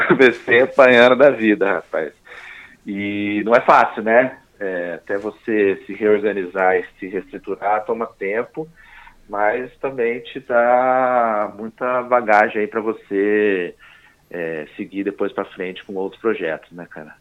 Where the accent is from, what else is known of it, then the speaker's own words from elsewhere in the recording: Poços de Caldas, Minas Gerais, Brazil; moved away as an adult; also born or lived in São Paulo / Australia; eu sou mineiro, né, de Poços de Caldas